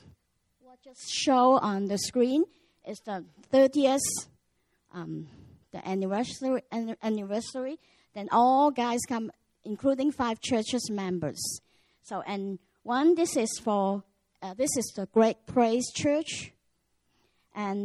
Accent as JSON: {"language": "English", "country": "Hong Kong", "moved": "as an adult", "lives_now": "Macau", "said": "I'm come from Hong Kong and go to Macau as missionary, the whole family"}